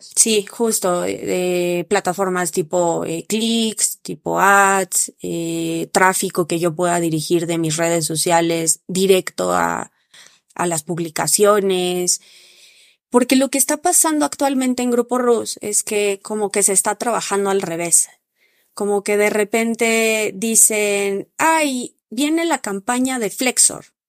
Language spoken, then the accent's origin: Spanish; Mexico; en México no estábamos tan preparados